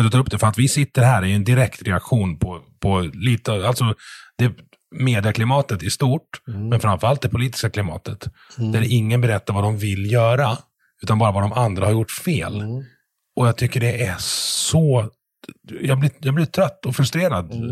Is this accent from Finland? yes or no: no; Rönnäs, Sweden; Vi har västra och östra Rönnäs, förstår du, där jag är ifrån. Det är samma by, men det, är, det är fortfarande liksom mm. Beverly Hills och slummen.